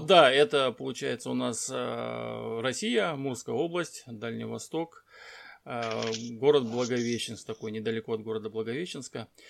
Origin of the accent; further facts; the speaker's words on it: Dushanbe, Tajikistan; also born or lived in Blagoveshchensk, Amur Oblast; now in Russian Far East, Russia; Родился, кстати, это я родился в Душамбе, город такой есть Душамбе, это Таджикистан